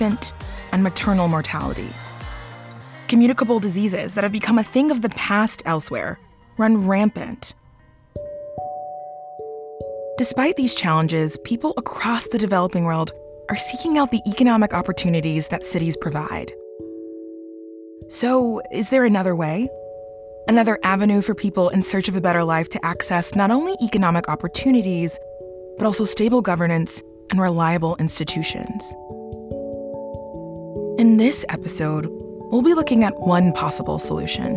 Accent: Dallas, Texas, United States; also born or lived in Nigeria; That's where I was born. My family moved to the United States when I was just 2 months old. But growing up in Texas, I often wondered, what if instead of being raised in Dallas

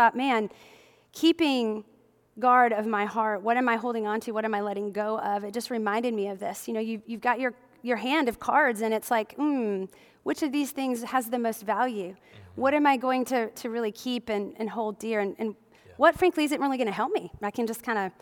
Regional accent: Midwest, United States; growing up in the Midwest, as many of you know, I grew up in the Midwest

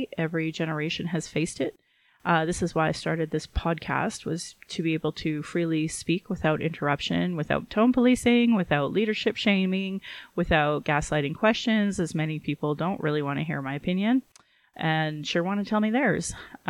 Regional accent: Calgary, Alberta, Canada; I was also born in Calgary. But why acknowledging my lineage and where I was born matters is that even though I'm native and even though I was born here in Calgary, my family is not part of the Treaty 7 signatories.

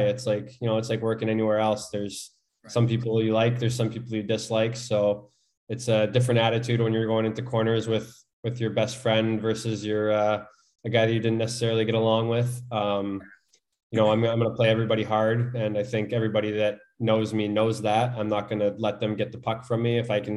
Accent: Canada; as a Canadian

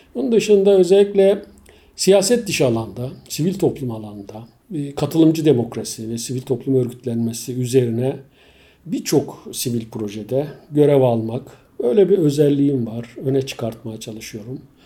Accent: Bozköy, Çanakkale, Turkey; also born or lived in Istanbul; 55 yıl önce Çanakkale'de doğmuşum

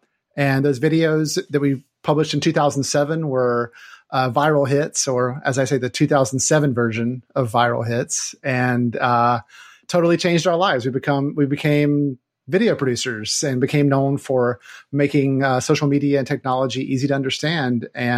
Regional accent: North Carolina, United States; now in Seattle, United States; I am originally from North Carolina. I moved to Seattle in 1998

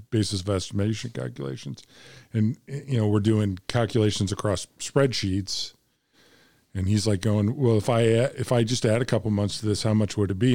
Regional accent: Bloomington, Illinois, United States; now in Little Rock, United States; from Bloomington Normal as well

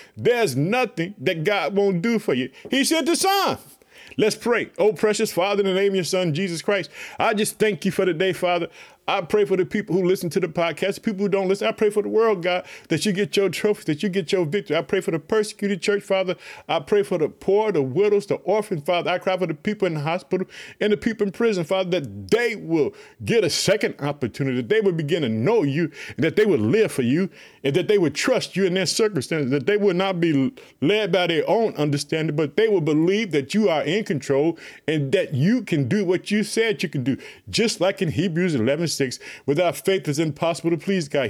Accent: Chicago, Illinois, United States; the state of Illinois, which is my home state, I live in the city of Chicago

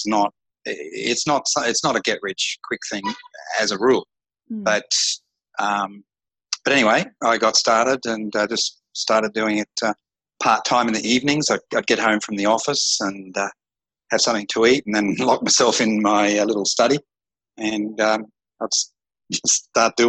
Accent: Australia; moved away as an adult; now in Phnom Penh, Cambodia; I'm an Australian

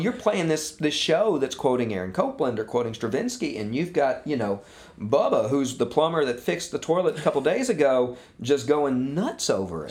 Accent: Munford, Tennessee, United States; also born or lived in Memphis, Tennessee / Eden Prairie, Minnesota / Malverne, New York; my family sort of had sort of set roots down in my mother's hometown of Munford. And that's where I spent my adolescence.

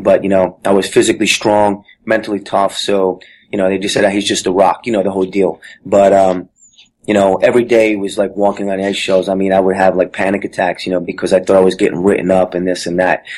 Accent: Jersey City, New Jersey, United States; I grew up in Jersey City, New Jersey

